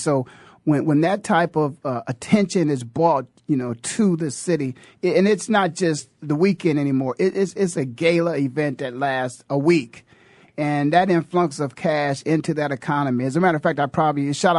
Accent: Canton, Ohio, United States; born and raised in Canton, Ohio

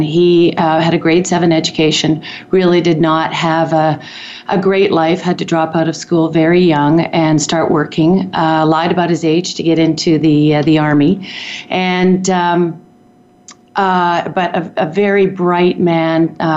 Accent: Toronto, Ontario, Canada; moved away as an adult; now in Calgary, Canada; I was born in Toronto and raised in actually Canada's first planned community, which is interesting given my history in urban planning. Community called Don Mills

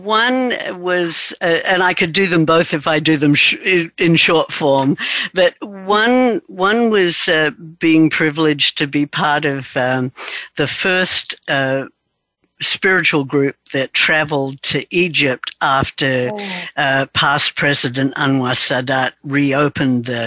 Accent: Australia; I was raised in Australia

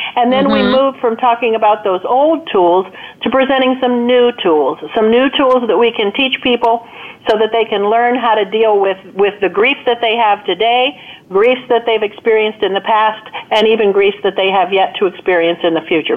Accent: United States

